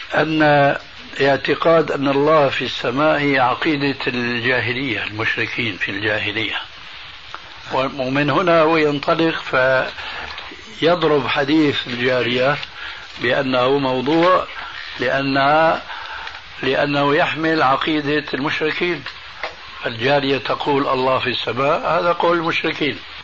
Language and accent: Arabic; Syria; عندنا في سوريا